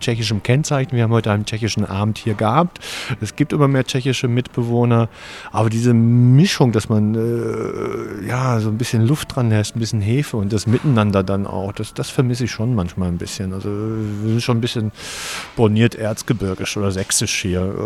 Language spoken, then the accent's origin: German; Ruhr area, North Rhine-Westphalia, Germany; moved away as an adult; now in Chemnitz, Germany; ich komme ja aus dem Ruhrgebiet